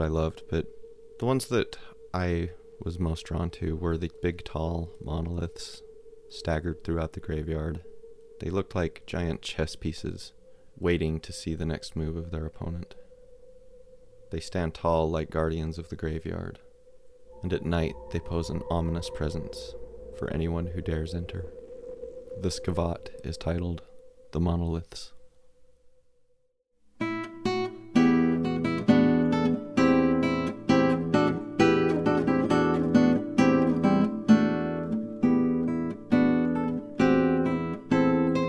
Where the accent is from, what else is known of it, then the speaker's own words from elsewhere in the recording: Spanish Fork, Utah, United States; my hometown of Spanish Fork, Utah